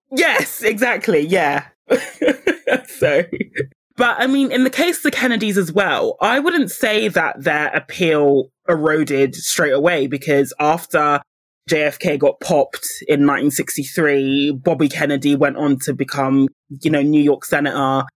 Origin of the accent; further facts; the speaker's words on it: United Kingdom; I say this as a Brit